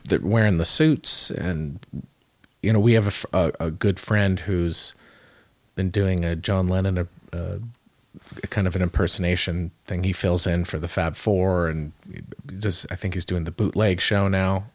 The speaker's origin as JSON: {"language": "English", "town": "Calabasas", "region": "California", "country": "United States", "tie": "born or raised there", "said": "We, we grew up in in Calabasas, California, uh, which is about thirty-five minutes outside of, of downtown L"}